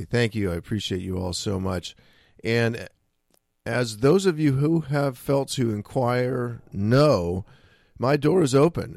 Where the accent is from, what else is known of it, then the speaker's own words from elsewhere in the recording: San Francisco, California, United States; when I was growing up in San Francisco